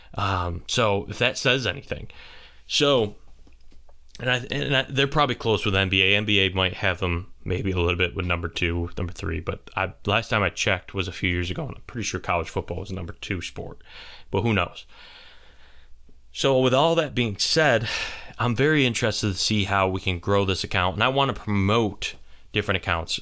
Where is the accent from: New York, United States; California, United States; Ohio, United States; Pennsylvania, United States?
New York, United States; St. Bonaventure area; they're my hometown area team.